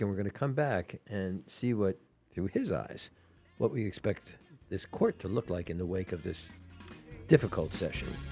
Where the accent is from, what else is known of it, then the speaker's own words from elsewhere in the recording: Atlanta, Georgia, United States; moved away; I was raised in Atlanta